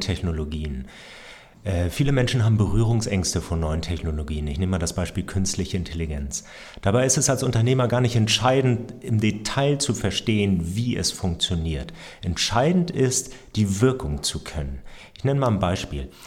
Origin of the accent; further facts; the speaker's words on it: Hamburg, Germany; ich bin Hamburger Familienvater, drei Töchter